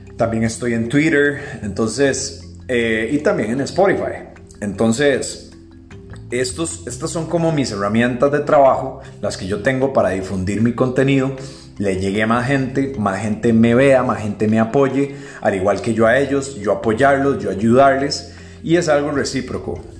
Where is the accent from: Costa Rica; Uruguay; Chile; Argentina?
Costa Rica; yo pues soy de Costa Rica